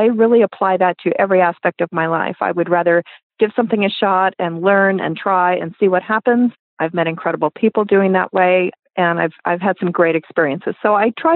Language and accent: English; Los Angeles, California, United States; moved away; I grew up in Los Angeles